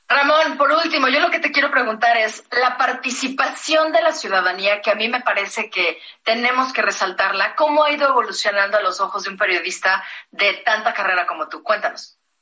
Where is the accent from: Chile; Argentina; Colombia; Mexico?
Mexico; somos mexicanos